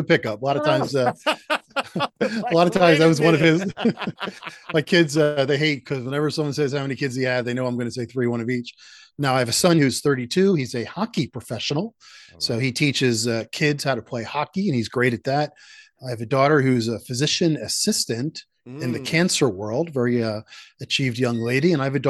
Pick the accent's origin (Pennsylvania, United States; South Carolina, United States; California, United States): Pennsylvania, United States; Philadelphia; now in Northern Virginia, United States; I'm actually based in Northern Virginia, right outside of Washington, D.C., but I'm from Philadelphia